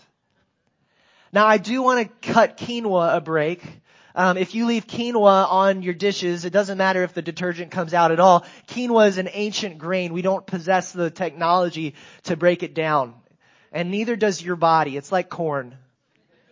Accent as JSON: {"language": "English", "town": "Greensboro", "region": "North Carolina", "country": "United States", "tie": "born or raised there", "said": "I grew up in Greensboro, North Carolina."}